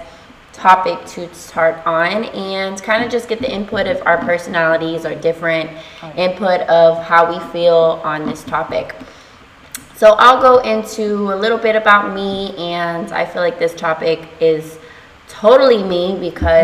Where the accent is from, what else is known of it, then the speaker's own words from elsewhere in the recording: Texas, United States; now in Florida, United States; I'm from Texas